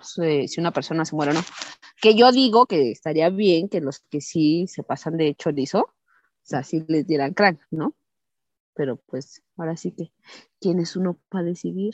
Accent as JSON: {"language": "Spanish", "country": "Mexico", "said": "nosotros como mexicanos"}